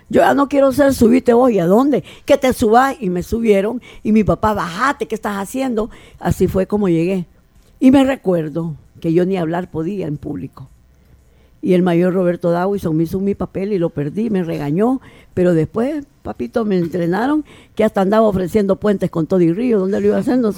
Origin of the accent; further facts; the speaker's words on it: Antiguo Cuscatlán, La Libertad, El Salvador; also born or lived in Suchitoto; yo soy de Antiguo Cuscatlán. Nací en Antiguo Cuscatlán. Mi familia es de Antiguo Cuscatlán todos